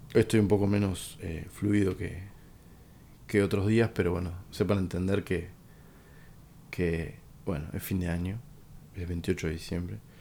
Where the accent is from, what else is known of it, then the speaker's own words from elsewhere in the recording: Uruguay; como uruguayo